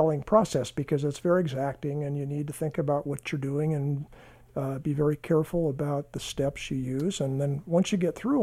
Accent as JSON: {"language": "English", "region": "Northern California", "country": "United States", "tie": "born or raised there", "said": "I grew up in Northern California in, say, the 50s"}